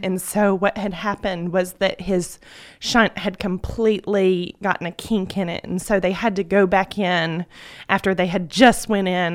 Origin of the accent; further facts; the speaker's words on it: Carroll County, Georgia, United States; I was born and raised in Carroll County